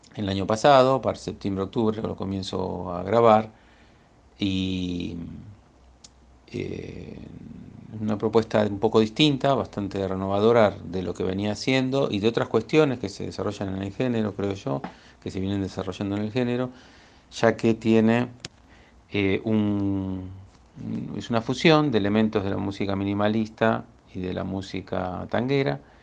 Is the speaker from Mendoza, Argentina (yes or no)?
no; Buenos Aires, Argentina; soy de Buenos Aires